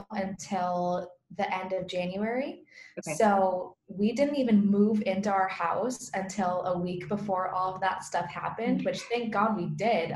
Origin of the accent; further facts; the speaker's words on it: northern Michigan, United States; moved away as an adult; also born or lived in Alamogordo, New Mexico; now in Italy; I'm originally from a really small town in northern Michigan